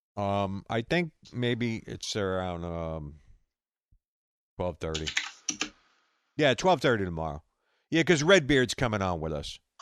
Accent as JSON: {"language": "English", "region": "New York", "country": "United States", "accent": "New York", "said": "this New York accent"}